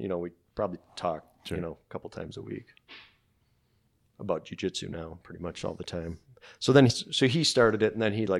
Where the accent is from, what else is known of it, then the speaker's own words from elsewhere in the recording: Wisconsin, United States; I'm from Wisconsin.